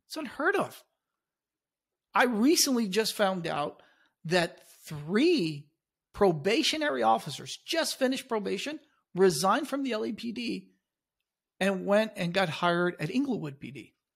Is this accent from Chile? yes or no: yes; Chile; now in United States; I came to this country, I was born in Chile